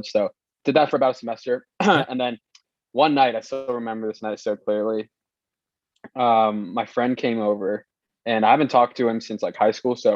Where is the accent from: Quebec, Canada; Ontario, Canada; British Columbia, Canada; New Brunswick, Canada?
British Columbia, Canada; Vancouver; born there; also born or lived in Hong Kong; So I was actually born in uh, Vancouver.